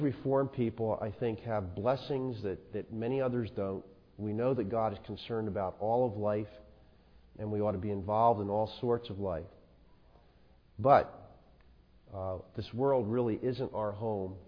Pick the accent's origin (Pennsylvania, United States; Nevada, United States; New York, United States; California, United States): Pennsylvania, United States; Philadelphia; I grew up in South Philadelphia